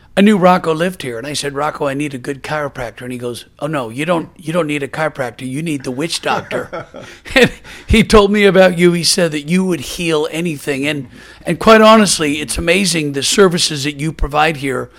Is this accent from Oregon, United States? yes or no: yes; Portland, Oregon, United States; I'm originally from Portland, Oregon, and I'm a proud University of Oregon Duck. And I love being from the Pacific Northwest.